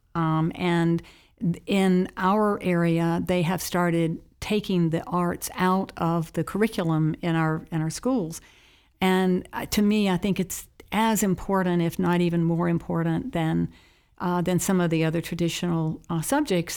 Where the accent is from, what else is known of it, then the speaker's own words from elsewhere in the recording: Charlotte, North Carolina, United States; as a child, I grew up in Charlotte, North Carolina